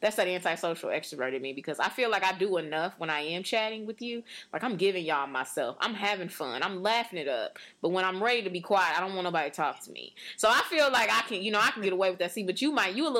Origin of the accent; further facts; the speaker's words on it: St. Louis, Missouri, United States; I'm from St. Louis